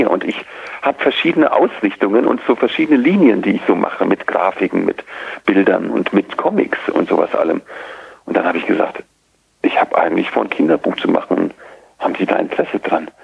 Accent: Idar-Oberstein, Rhineland-Palatinate, Germany; Ich komme aus dem Hunsrück und in Ida Oberstein, der Heimatstadt, in der ich damals noch lebte

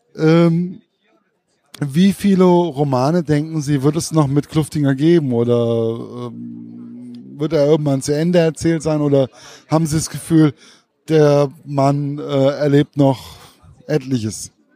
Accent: Giessen, Hesse, Germany; das ist ja meine Heimat.

